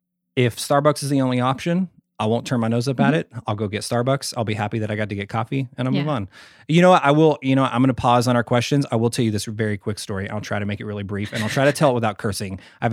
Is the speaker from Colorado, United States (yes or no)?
no; Sherman, Texas, United States; born there; I'm in a really small town in like North Texas where I was born. I was born in Sherman, Texas.